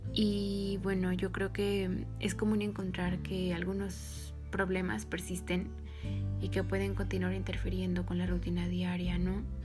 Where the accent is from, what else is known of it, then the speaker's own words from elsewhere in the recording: Mexico; yo soy mexicana